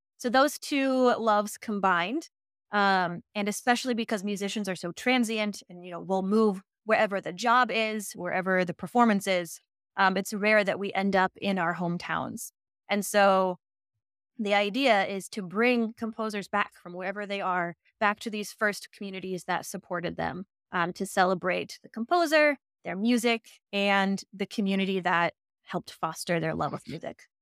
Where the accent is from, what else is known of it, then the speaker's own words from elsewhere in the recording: Colorado, United States; now in Dallas, United States; I grew up in Colorado